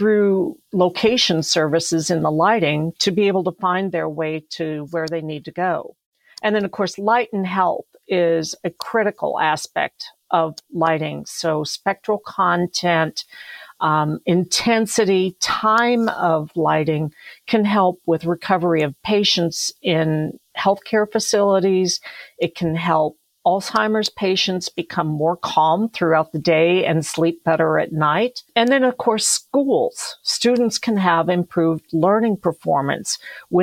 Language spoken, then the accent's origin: English; Colorado, United States; I grew up in Colorado